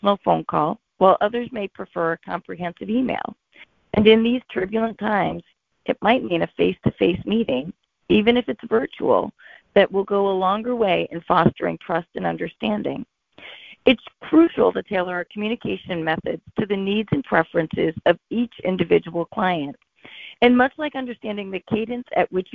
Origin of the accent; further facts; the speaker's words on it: Boston, Massachusetts, United States; calling in from Boston, Massachusetts.